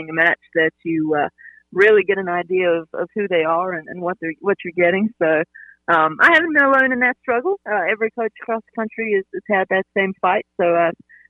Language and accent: English; South Africa; now in Greenville, United States; I'm from South Africa originally, but Greenville's been home for 20 years now.